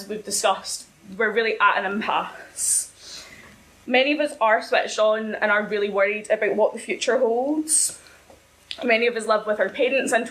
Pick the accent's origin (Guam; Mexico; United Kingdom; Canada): United Kingdom; Ayrshire, Scotland; I'm initially from Ayrshire